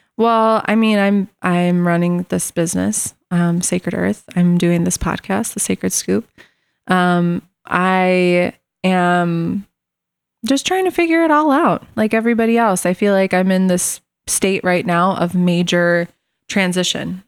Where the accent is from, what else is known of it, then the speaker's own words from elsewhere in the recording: Morris, Illinois, United States; I was born and raised in Morris, Illinois.